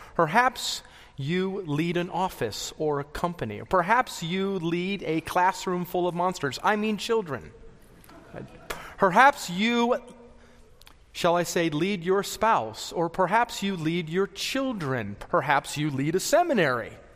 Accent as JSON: {"language": "English", "area": "the Rockies", "region": "Colorado", "country": "United States", "tie": "born or raised there", "said": "I was born and raised in the Rockies"}